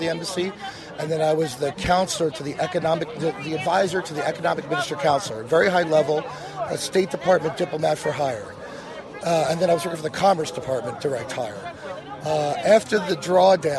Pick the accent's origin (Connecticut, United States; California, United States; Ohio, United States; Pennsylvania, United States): Pennsylvania, United States; Proud, born and raised in Pennsylvania